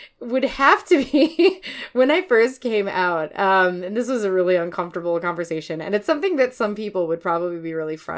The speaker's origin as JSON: {"language": "English", "town": "Chicago", "region": "Illinois", "country": "United States", "also_born_or_lived": "Detroit, Michigan", "moved": "yes", "lives_now": "Minneapolis, United States", "said": "I'm originally from Chicago"}